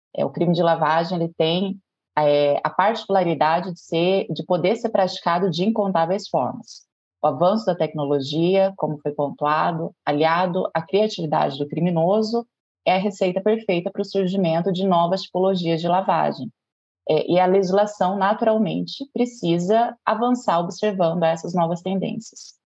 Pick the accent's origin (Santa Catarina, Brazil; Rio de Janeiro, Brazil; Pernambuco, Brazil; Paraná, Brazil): Paraná, Brazil; Londrina; moved away as an adult; now in Minas Gerais, Brazil; numa promotoria criminal em Londrina, que é a minha cidade natal